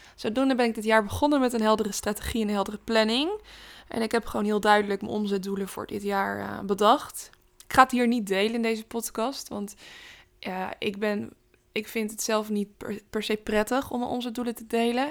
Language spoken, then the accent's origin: Dutch; Rotterdam, South Holland, Netherlands; ik ben Rotterdammer